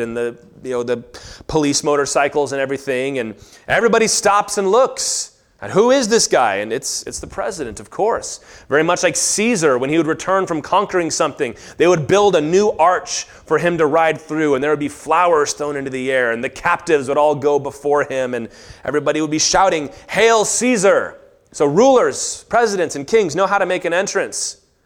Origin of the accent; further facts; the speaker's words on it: Virginia, United States; I grew up in Virginia